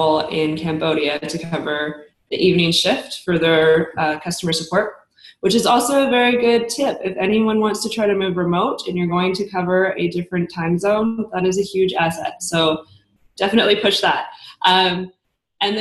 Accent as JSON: {"language": "English", "town": "Kelowna", "region": "British Columbia", "country": "Canada", "tie": "born or raised there", "also_born_or_lived": "Germany", "moved": "as an adult", "said": "I grew up in Kelowna"}